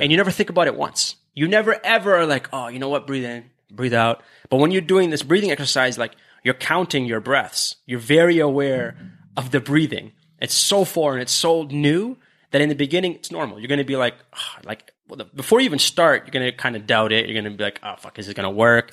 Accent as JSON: {"language": "English", "country": "Canada", "said": "we're Canadian"}